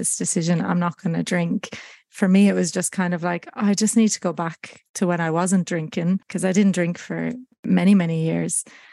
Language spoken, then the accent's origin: English; Ireland; moved away as an adult; also born or lived in United States; now in Australia; Growing up in Ireland and around the music industry